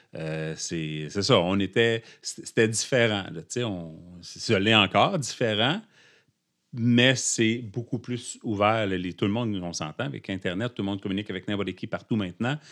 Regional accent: Abitibi, Quebec, Canada; moved away; je suis originaire de l'Abitibi

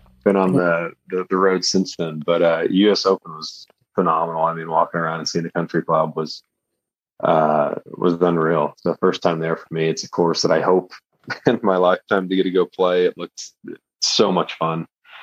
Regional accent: Lubbock, Texas, United States; moved away as an adult; also born or lived in Austin, Texas; now in San Diego, United States; I grew up in West Texas. So Lubbock, which is where like Texas Tech University is

